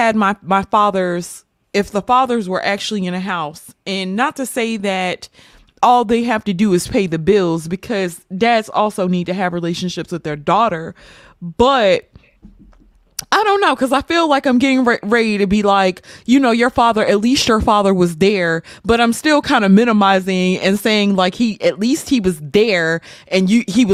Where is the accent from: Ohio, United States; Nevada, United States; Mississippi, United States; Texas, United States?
Mississippi, United States; I'm from Mississippi